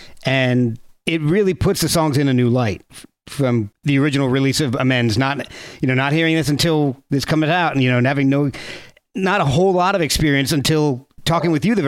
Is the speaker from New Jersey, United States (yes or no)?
yes; New Jersey, United States; moved away; I lived in Jersey.